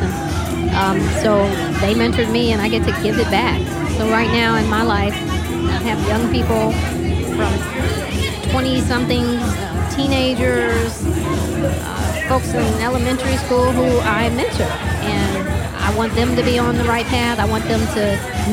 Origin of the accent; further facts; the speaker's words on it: Saginaw, Michigan, United States; I'm from Saginaw, that's where I grew up